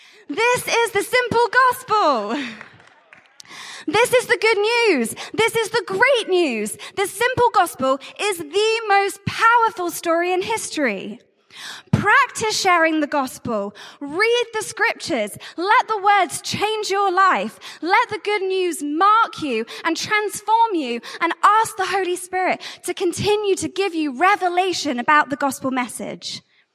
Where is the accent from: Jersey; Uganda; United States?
Jersey; I'm from Jersey, and I'm the Catch the Fire Global Director of Missions.